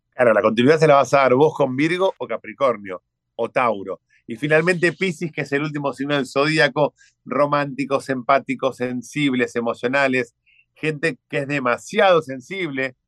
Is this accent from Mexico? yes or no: no; Argentina; Aquí en Argentina le decimos es un dandy